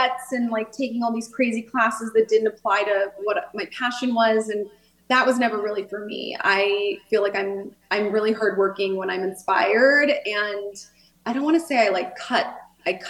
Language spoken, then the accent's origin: English; California, United States; I grew up with amazing weather and the ocean nearby.